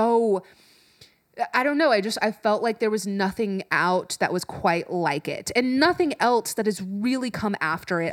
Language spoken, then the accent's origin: English; Orange County, California, United States; I grew up in Orange County